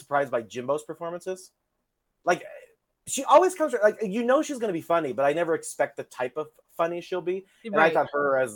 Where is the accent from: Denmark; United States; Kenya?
United States; we are American